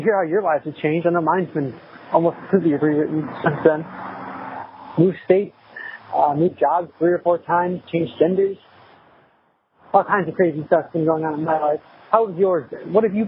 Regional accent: Sacramento, California, United States; moved away; I'm from Sacramento, California.

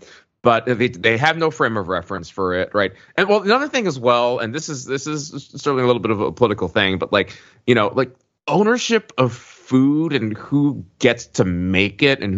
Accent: Birmingham, Alabama, United States; moved away; I'm from one of those towns. I grew up in Birmingham, Alabama.

